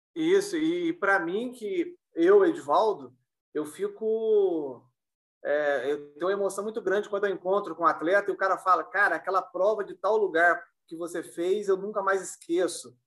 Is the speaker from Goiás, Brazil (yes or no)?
no; Bocaina de Minas, Minas Gerais, Brazil; eu sou de Bocana de Minas de Minas faz parte da Serra da Mantiqueira.